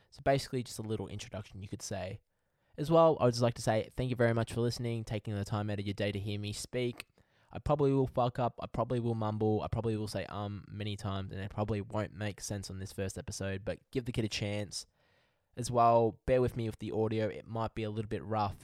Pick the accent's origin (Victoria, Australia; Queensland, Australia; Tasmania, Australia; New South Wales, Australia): Victoria, Australia; Melbourne; I'm from Melbourne, Australia